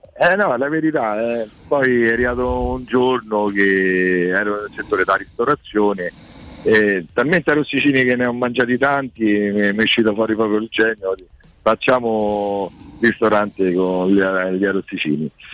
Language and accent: Italian; Abruzzo, Italy; io da abruzzese